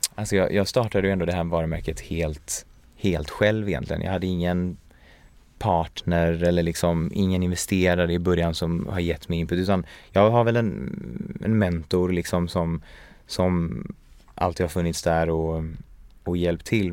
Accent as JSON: {"language": "Swedish", "country": "Sweden", "tie": "born or raised there", "also_born_or_lived": "Paris / Gothenburg", "said": "Jag är ju uppvuxen i, i Sverige"}